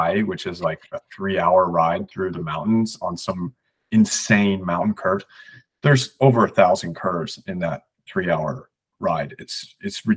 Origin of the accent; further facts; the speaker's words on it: United States; as an American